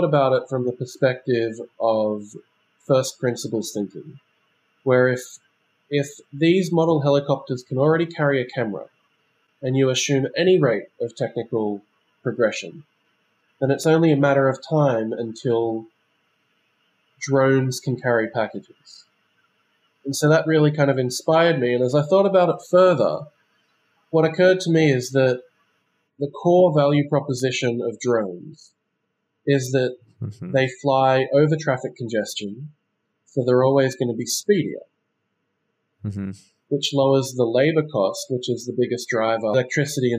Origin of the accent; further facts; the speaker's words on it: Sydney, New South Wales, Australia; moved away as an adult; also born or lived in Shanghai; I'm originally from Sydney, Australia